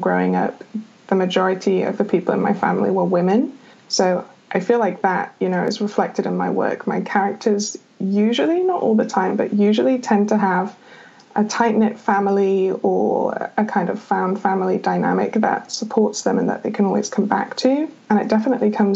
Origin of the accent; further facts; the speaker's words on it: United Kingdom; I'm British